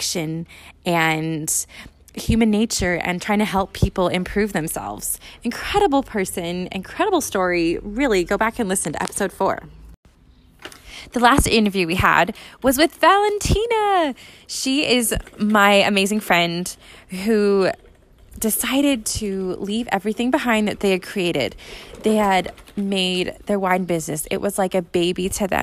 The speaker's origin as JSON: {"language": "English", "country": "United States", "moved": "yes", "lives_now": "Europe", "said": "I'm an American living in Europe"}